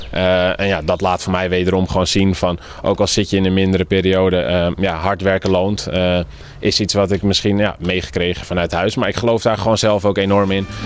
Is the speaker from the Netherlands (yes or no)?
yes; Netherlands; voor ons als Nederlanders is dat rosmalen, maar eh, ja, het ultieme grastennis wordt gespeeld op Wimbledon